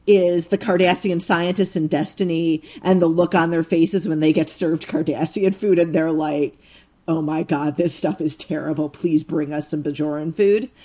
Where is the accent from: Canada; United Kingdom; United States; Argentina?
United States; as an American